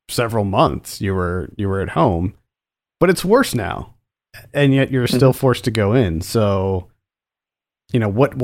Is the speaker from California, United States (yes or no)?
no; Pennsylvania, United States; moved away; I'm a former PA resident.